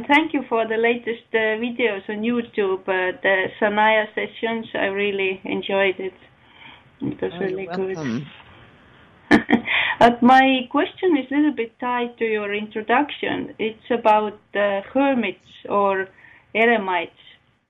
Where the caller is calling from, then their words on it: Estonia; I am calling from Estonia.